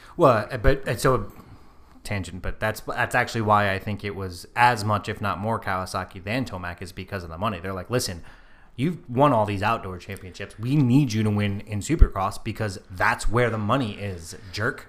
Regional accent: United States; We are American

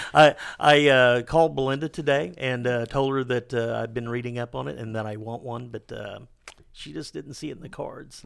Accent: Ozark Hills, Missouri, United States; I grew up in those Arc Hills

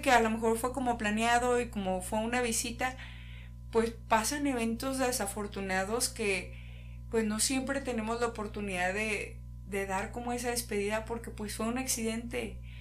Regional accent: Mexico

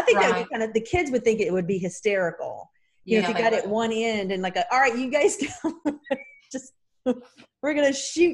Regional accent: North Carolina, United States; I'm from North Carolina

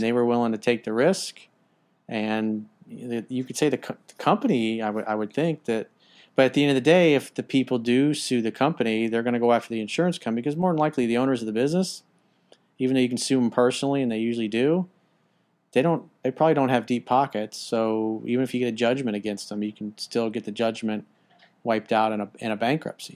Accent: United States; as an American

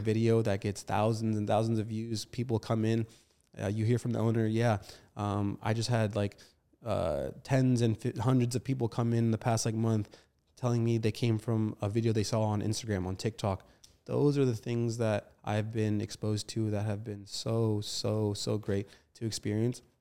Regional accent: Arlington, Virginia, United States; also born or lived in Falls Church, Virginia; grandma's house is located in Arlington, and that's where I grew up most of my, um, I guess, earlier years because I went to school in Arlington.

